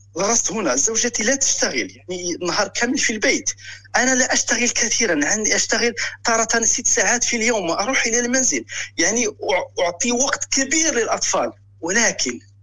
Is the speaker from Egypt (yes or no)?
no; Morocco; moved away as an adult; now in Germany; الاصل من المغرب